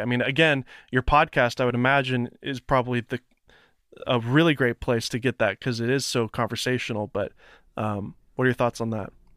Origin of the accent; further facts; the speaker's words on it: Nashville, Tennessee, United States; I'm from Tennessee, from Nashville